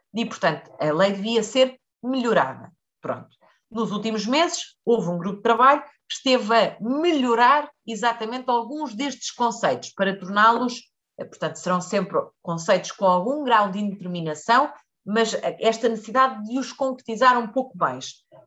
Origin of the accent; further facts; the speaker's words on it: Leiria District, Portugal; eu sou do Distrito de Leiria